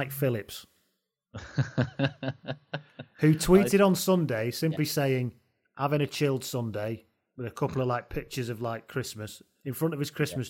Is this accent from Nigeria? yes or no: no; England, United Kingdom; I'm an English person, right?